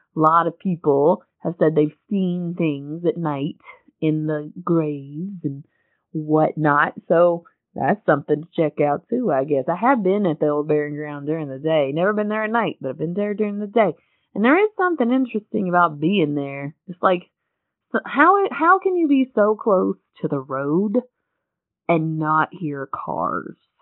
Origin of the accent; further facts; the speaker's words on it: Western North Carolina, United States; moved away as an adult; I'm from an area, I'm from Western North Carolina, where there's occasionally a ghost story